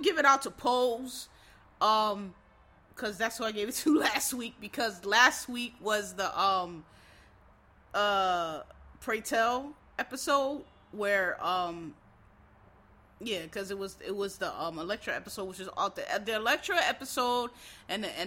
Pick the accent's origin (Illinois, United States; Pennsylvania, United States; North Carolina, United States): Pennsylvania, United States; Philadelphia; I'm from Philly, so it's a little different